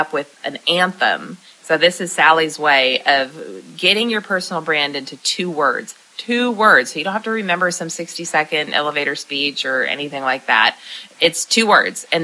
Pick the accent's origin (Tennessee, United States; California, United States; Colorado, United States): Tennessee, United States; Lebanon; right here in my hometown in Lebanon, Tennessee